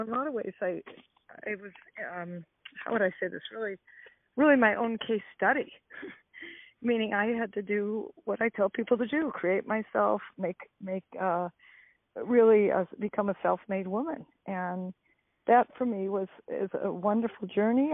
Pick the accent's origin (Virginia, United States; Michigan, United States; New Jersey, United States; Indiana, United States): Michigan, United States; Detroit; now in California, United States; I grew up in Detroit, Michigan